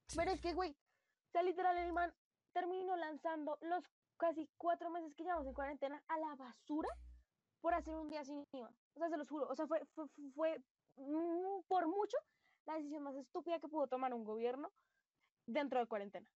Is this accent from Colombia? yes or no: yes; Colombia; como colombianos fuimos re estúpidos, pana.